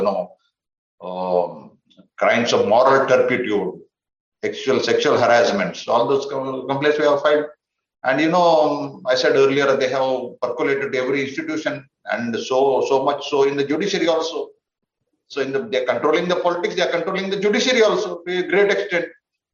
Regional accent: Karnataka, India; first language Konkani; English is a second language; studied in Kannada medium, Karnataka, just like me. And my mother tongue is Konkani

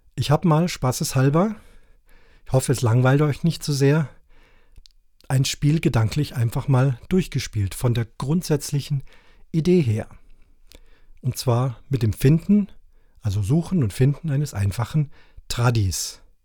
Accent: Cape Town, Western Cape, South Africa; now in Allgäu, Germany; Ich war 14 Tage in meiner alten Heimat in Kapstadt

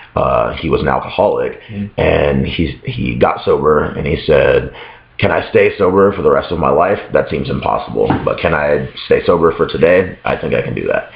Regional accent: Las Vegas, Nevada, United States; moved away as an adult; now in Chicago, United States; it's not so much that I'm from a small town because I grew up in Las Vegas.

